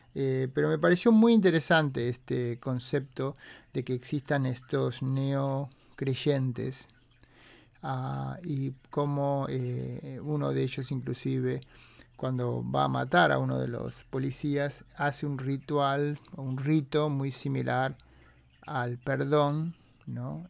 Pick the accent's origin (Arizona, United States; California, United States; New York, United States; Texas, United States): California, United States; San Francisco Bay Area; los que somos de la Bahía de San Francisco